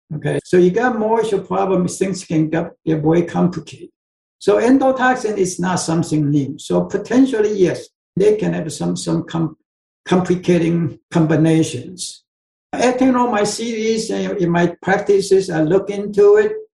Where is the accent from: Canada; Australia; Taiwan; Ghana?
Taiwan; moved away; I came from Taiwan yeah, in Asia, so so I pretty much drink soy sauce grow up.